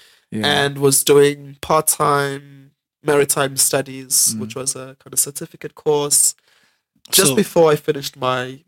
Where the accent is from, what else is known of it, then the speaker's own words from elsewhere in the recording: Durban, KwaZulu-Natal, South Africa; also born or lived in Tokyo / Gwangju; I was born in Overport. My mother was a domestic worker. And so I kind of grew up in Overport, which is an Indian community